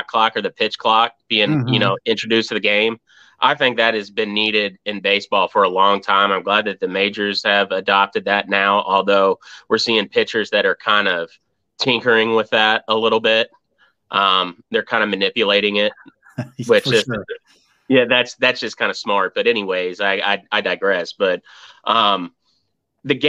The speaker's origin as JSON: {"language": "English", "town": "Cincinnati", "region": "Ohio", "country": "United States", "tie": "born or raised there", "moved": "yes", "said": "I was born in Cincinnati"}